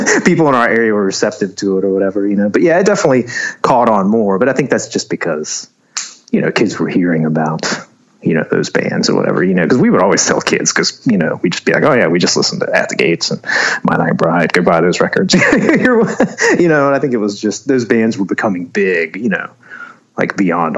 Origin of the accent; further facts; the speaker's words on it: Charlotte, North Carolina, United States; Yeah, I was born and raised in Charlotte, actually. I mean, my parents are from Taiwan, but they, you know, went to college here and everything. So I was born and raised in Charlotte.